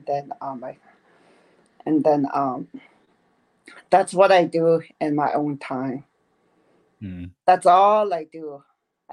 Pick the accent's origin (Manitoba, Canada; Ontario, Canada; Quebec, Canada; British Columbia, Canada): Manitoba, Canada; northern; first language Dene; English is a second language; I'm from way up north, you know, in Canada, Manitoba.